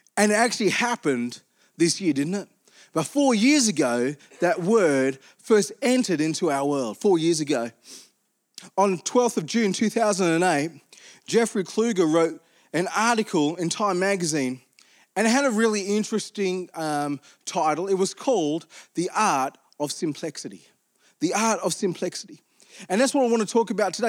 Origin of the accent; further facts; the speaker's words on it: Armidale, New South Wales, Australia; I grew up in Armidale